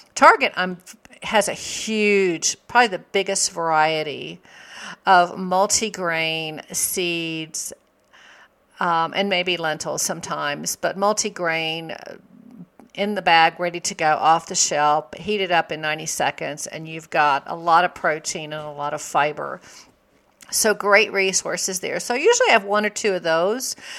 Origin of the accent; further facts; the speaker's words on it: the South, United States; I grew up in the South.